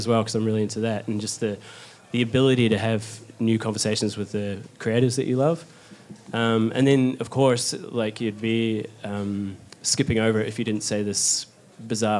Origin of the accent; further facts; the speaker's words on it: New Zealand; moved away as an adult; now in London, United Kingdom; from New Zealand, but I've just moved to London